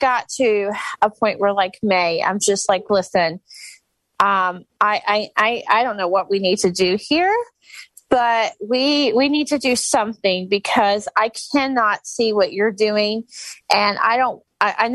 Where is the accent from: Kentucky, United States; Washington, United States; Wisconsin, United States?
Kentucky, United States; Louisville; I'm from Louisville, Kentucky